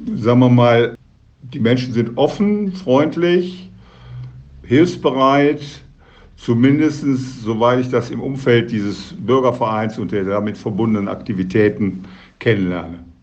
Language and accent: German; Duisburg, North Rhine-Westphalia, Germany; Ich bin gebürtig in Duisburg und lebe mein ganzes Leben bis auf eine ganz kurze Zeit von zwei Jahren in meiner Jugend immer in dieser Stadt.